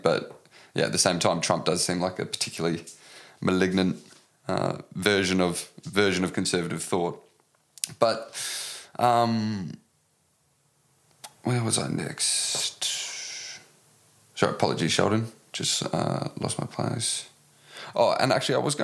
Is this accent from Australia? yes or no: yes; Australia; as an Australian